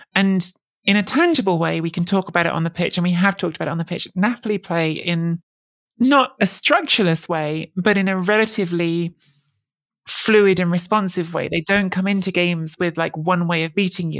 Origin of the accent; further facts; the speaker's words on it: England, United Kingdom; am a second generation Italian. I grew up in England.